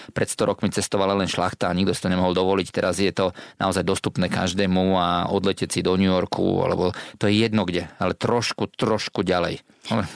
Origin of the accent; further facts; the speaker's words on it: Slovakia; sme Slováci